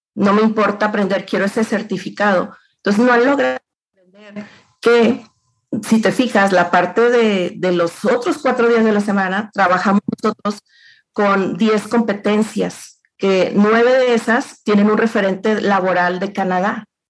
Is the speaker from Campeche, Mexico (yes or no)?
no; Los Mochis, Sinaloa, Mexico; moved away as an adult; now in Saltillo, Mexico; yo, soy de los Mochis Sinaloa